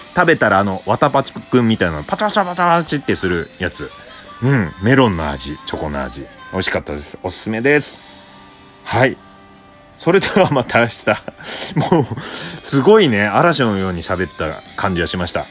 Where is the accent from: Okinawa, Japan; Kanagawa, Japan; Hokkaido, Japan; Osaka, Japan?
Hokkaido, Japan; Obihiro; now in Tokyo, Japan; 僕、北海道帯広出身なんですが